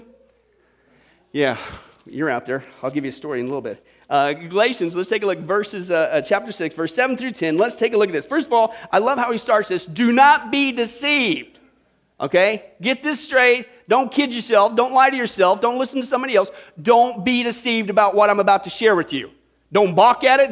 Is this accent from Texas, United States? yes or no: no; Kansas, United States; I grew up in Kansas